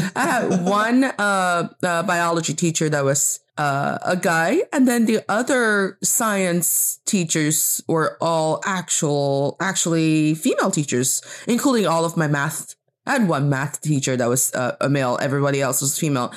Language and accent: English; China; also born or lived in Beijing, China; I am from China, and I'm talking to you from Beijing, China